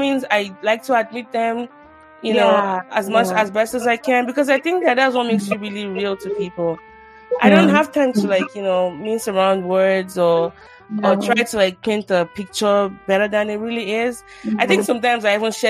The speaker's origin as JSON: {"language": "English", "country": "Nigeria", "tie": "born or raised there", "moved": "yes", "lives_now": "United States", "said": "growing up in Nigeria, you pray a lot"}